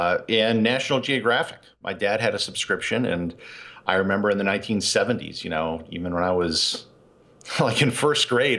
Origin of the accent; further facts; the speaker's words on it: Appleton, Wisconsin, United States; I grew up in Wisconsin, a town called Appleton. It's about 20, 30 minutes from Green Bay.